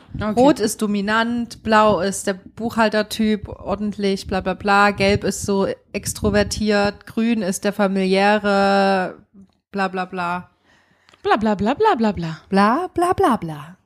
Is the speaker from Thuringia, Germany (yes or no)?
yes; Thuringia, Germany; accent: East German; now in Berlin, Germany; uns Ostdeutschen